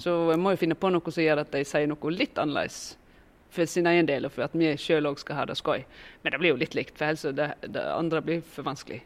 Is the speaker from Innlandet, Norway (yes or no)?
no; Voss, Vestland, Norway; det er bare er en sånn fire kilometer fra der jeg kommer fra, at eh, Granvin begynner. Så eh, har jo jeg òg en veldig sånn klar Vossa-identitet